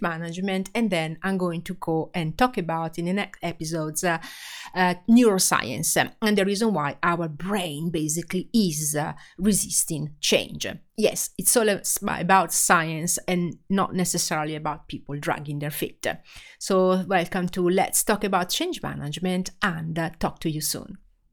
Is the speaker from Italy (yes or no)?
yes; Italy; accent: Italian; English is a second language; I am Italian, as you can hear from my accent